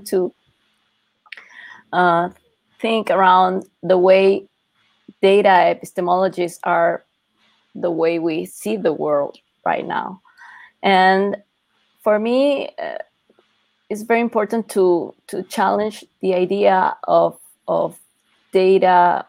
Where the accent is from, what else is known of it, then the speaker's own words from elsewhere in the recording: Ecuador; now in Mexico City, Mexico; I'm based in Mexico City, but I'm originally from Ecuador.